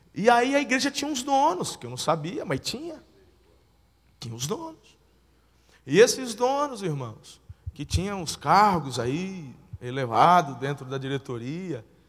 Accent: Tupã, São Paulo, Brazil; moved away as an adult; also born or lived in Campinas; now in Araçatuba, Brazil; Nasci na igreja lá em Tupã, interior de São Paulo, cresci ali

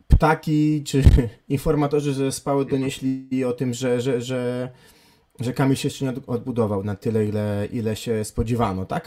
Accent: Gdańsk, Pomeranian Voivodeship, Poland; w moich rodzinnych stronach

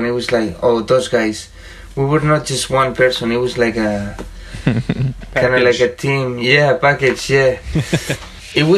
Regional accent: Madrid, Community of Madrid, Spain; moved away as an adult; now in Denver, United States; some neighbors from my hometown, you know, back in Madrid in Spain

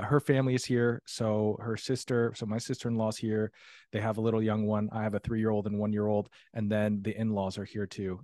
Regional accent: Columbus, Ohio, United States; moved away as an adult; now in Tulsa, United States; I grew up in Columbus, Ohio

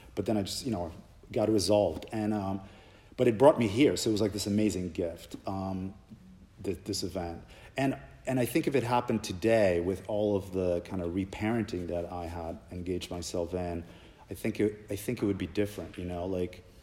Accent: Poland; moved away; I grew up in Poland

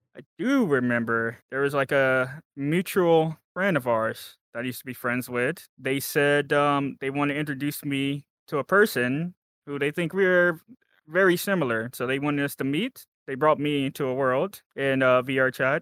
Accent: Texas, United States; I am from America, Texas, specifically the state of Texas

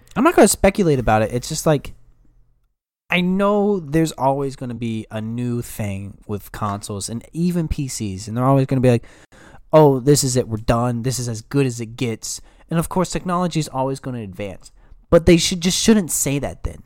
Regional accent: Yorktown, United States; I'm from Yorktown.

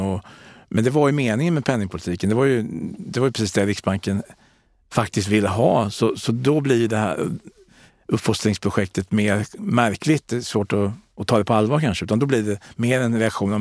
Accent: Sweden; där jag kommer ifrån i Kalmar och Kronobergs län

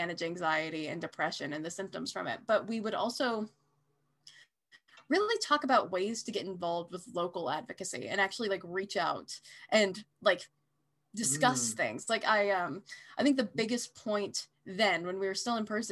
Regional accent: Salt Lake City, Utah, United States; now in Boise, United States; I grew up in Salt Lake City, Utah

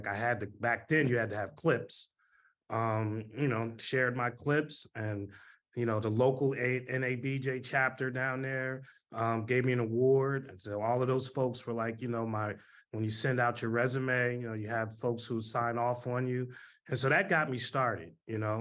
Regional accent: New Jersey, United States; moved away as an adult; also born or lived in Atlanta; growing up in Jersey

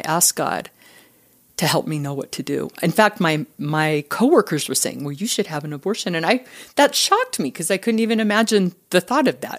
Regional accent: Richfield, Utah, United States; I am from Utah. I grew up in a small town, um, in Richfield, southern Utah

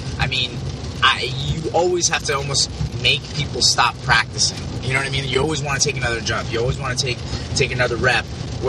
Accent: New Jersey, United States

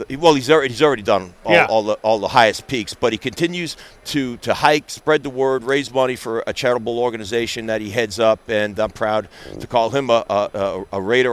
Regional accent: Long Island, New York, United States; I'm from Long Island. I grew up a Jets fan

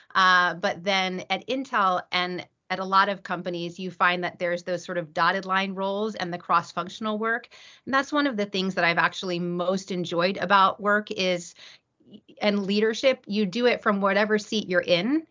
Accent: East Coast, United States; I grew up on the East Coast.

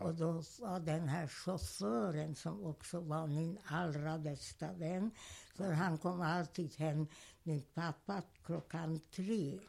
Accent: Hungary; first language German; Swedish is a second language; moved away as an adult; also born or lived in Budapest

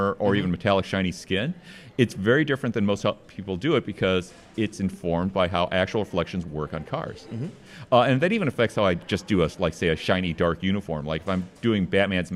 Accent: South Bend, Indiana, United States; moved away; I grew up in South Bend, Indiana.

